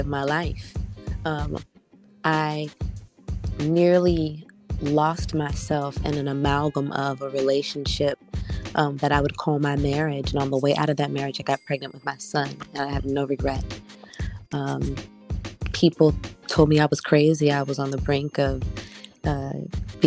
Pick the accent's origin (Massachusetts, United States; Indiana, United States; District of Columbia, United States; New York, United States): District of Columbia, United States; Washington; I'm from Washington, D.C., by way of Ghana, West Africa, a proud graduate of Duke Ellington School of Performing Arts